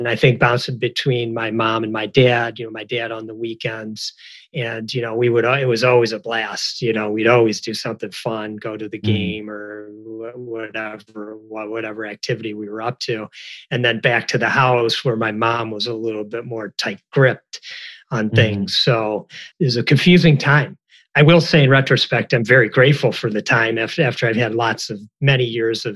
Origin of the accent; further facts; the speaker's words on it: Detroit, Michigan, United States; I grew up in the Detroit area